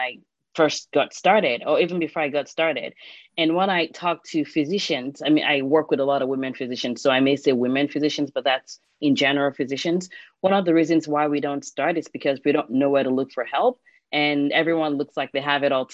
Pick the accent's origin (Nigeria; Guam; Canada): Nigeria; moved away as an adult; I grew up in Nigeria